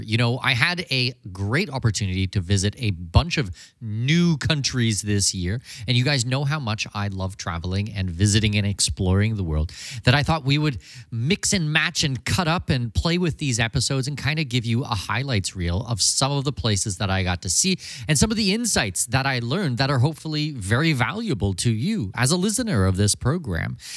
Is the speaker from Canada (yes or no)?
yes; Canada; also born or lived in Germany / Brazil / United Arab Emirates; now in Panama; I'm Canadian from Danish heritage